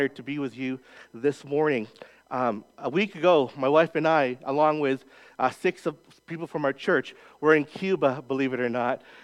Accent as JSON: {"language": "English", "town": "Winnipeg", "region": "Manitoba", "country": "Canada", "tie": "born or raised there", "also_born_or_lived": "Calgary, Canada", "moved": "as an adult", "lives_now": "Edmonton, Canada", "said": "I grew up in Winnipeg, Manitoba, born and raised Mennonite country"}